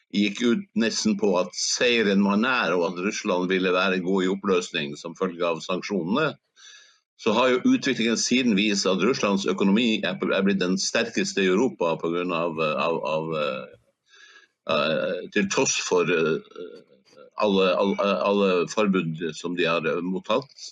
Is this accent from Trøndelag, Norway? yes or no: no; Hammerfest, Finnmark, Norway; siden jeg er fra Snøhvitbyen